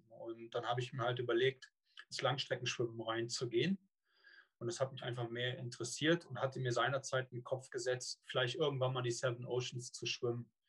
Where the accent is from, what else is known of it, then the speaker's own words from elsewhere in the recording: Cologne, North Rhine-Westphalia, Germany; hört, bin ich eine Kölsche Jung. Ja, und äh, also komme gebürtig aus dem Rheinland.